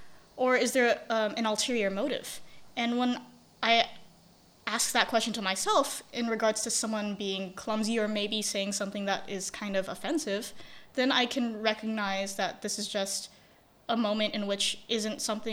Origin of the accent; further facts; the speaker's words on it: Indonesia; I never had anyone growing up in Indonesia.